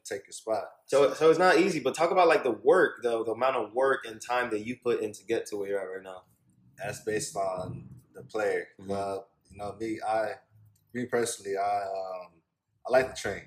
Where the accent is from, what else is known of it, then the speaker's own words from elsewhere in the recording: North Miami Beach, Florida, United States; moved away as an adult; also born or lived in Bosnia; I'm from Miami, uh, North Miami Beach